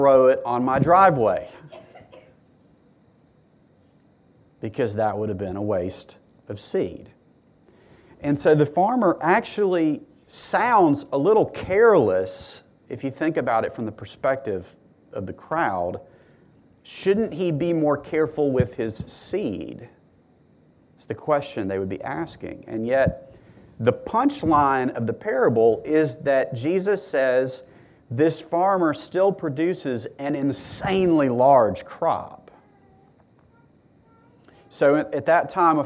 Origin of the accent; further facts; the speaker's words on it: Mississippi, United States; I'm from Mississippi.